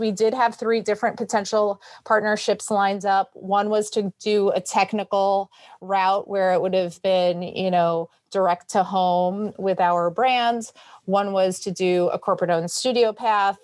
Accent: New York City, New York, United States; I was born and bred in New York City

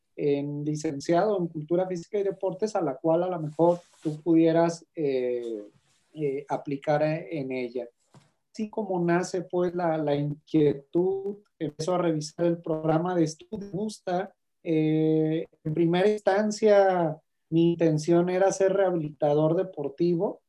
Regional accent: Guadalajara, Jalisco, Mexico; soy de Guadalajara, Jalisco

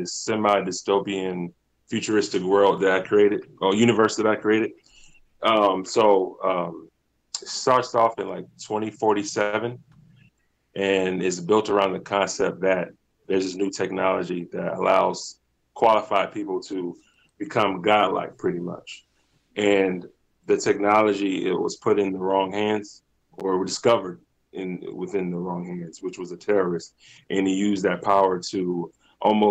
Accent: Virginia Beach, Virginia, United States; now in Hampton, United States; I'm originally from Virginia Beach, Virginia.

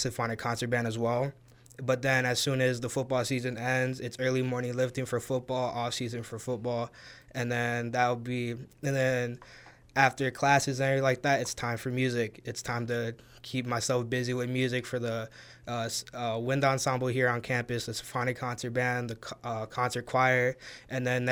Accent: Waukegan, Illinois, United States; moved away as an adult; now in Monmouth, United States; I'm originally from Waukegan, Illinois. Grew up there, moved there when I was 1 year old, and just lived there my whole entire life

